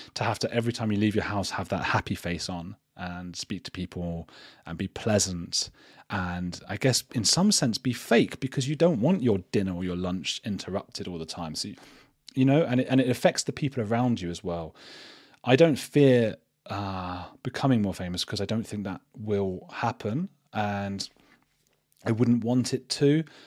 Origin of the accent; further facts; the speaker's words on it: Watford, East of England, United Kingdom; also born or lived in Germany / Medellin, Colombia; now in Bristol, United Kingdom; I'm from Watford though.